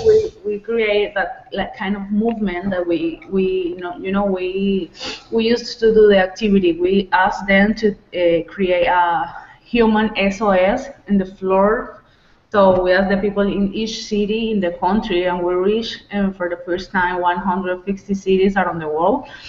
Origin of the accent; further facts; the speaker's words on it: Venezuela; moved away; from Venezuela, but right now I am outside of Venezuela